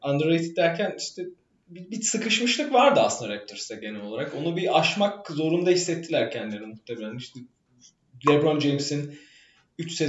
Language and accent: Turkish; Istanbul, Turkey; moved away as an adult; now in Boston, United States; ben doğma büyüme İstanbulluyum. Ee, buraya doktor için geldim. Ee, Boston'dayım ben de.